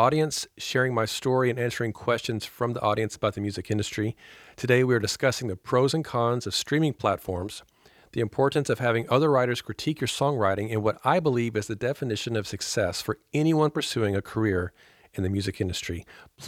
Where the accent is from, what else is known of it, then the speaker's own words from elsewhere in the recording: Paducah, Kentucky, United States; I grew up in Paducah, taking guitar lessons